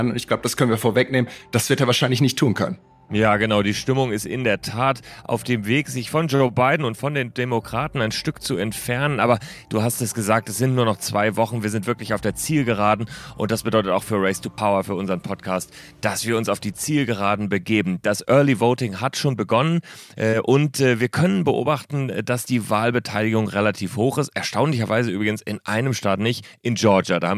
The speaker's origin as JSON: {"language": "German", "region": "Berlin", "country": "Germany", "tie": "born or raised there", "said": "Ich bin ganz traditionell in Berlin. Freue mich, dass ich zugeschaltet bin meiner alten Heimatstadt."}